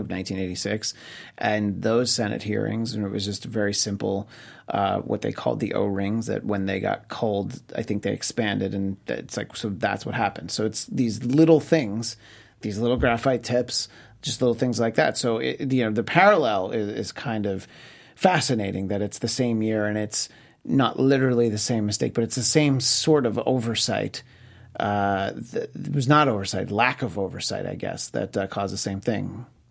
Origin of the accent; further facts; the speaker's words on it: New York, United States; where I grew up in New York State